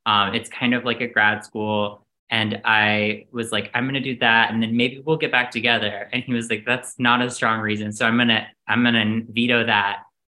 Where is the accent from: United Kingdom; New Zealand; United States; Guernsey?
United States; Outer Banks, North Carolina; moved away as an adult; now in New York, United States; So originally, I'm from North Carolina. I'm from the coast of North Carolina, the Outer Banks. My dad was a fisherman and a beekeeper, and my mom was a gynecologist. And I'm also adopted.